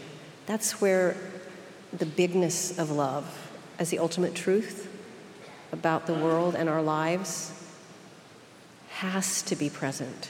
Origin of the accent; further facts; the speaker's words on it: Oklahoma, United States; accent: Okie; my Okie accent